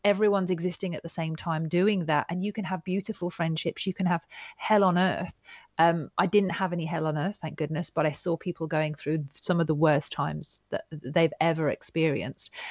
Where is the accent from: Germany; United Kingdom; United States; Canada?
United Kingdom; Yorkshire and the Humber; also born or lived in Devon; when I got to the north of England